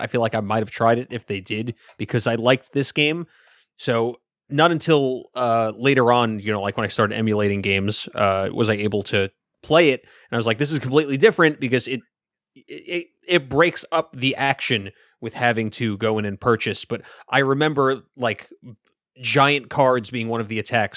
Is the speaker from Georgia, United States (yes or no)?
no; New York City, New York, United States; I grew up in Brooklyn